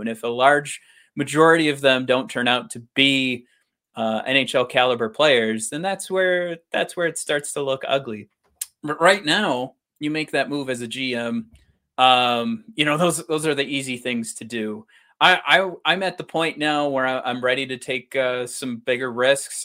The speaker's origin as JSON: {"language": "English", "region": "Michigan", "country": "United States", "said": "we're from Michigan"}